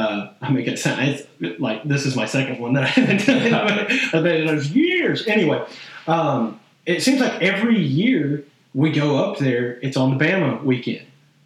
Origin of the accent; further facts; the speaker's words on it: Arkansas, United States; I'm from Arkansas. I've always grown up with SEC